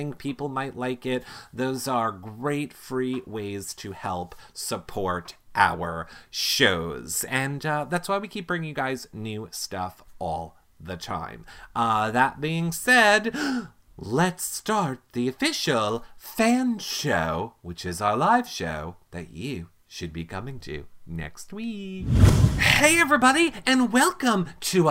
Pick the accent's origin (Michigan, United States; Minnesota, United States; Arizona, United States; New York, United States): New York, United States; Long Island; we're from Long Island